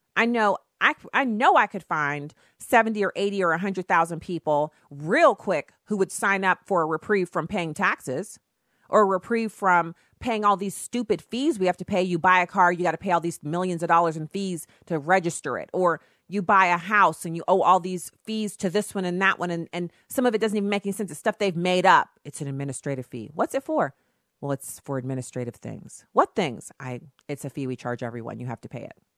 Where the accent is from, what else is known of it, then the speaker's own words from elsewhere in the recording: United States; I'm an American citizen